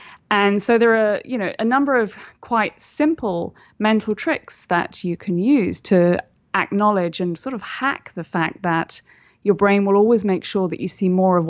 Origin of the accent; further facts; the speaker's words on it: United Kingdom; obviously I'm British, so, you know, we don't say things like that.